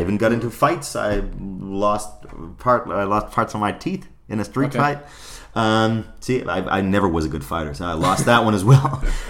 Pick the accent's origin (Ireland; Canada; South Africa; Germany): Germany; Growing up in Germany then and performing for the German national squad in figure skating.